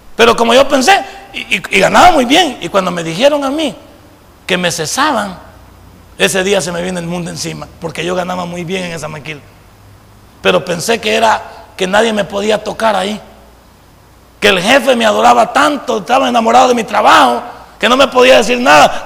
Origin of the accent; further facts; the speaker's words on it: El Salvador; esa palabra que tenemos en el folclore salvadoreño